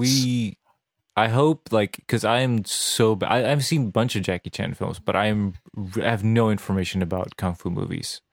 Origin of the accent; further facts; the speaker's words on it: Serbia; English is a second language; moved away; I grew up in Serbia